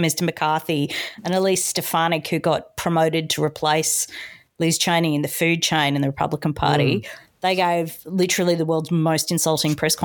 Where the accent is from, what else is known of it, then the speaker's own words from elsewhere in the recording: Australia; as an Australian